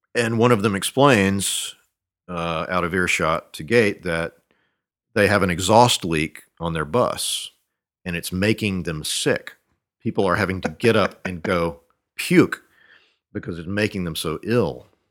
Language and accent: English; Monroe, Louisiana, United States; moved away as an adult; also born or lived in Shreveport, Louisiana / Ruston, Louisiana / Iowa; I was born in Shreveport and grew up in Monroe, which is about 800 miles east of there. Uh, also lived in a little town between those two called Ruston, uh, home of Louisiana Tech. Um, but didn't really leave North Louisiana until uh, I went to grad school in Iowa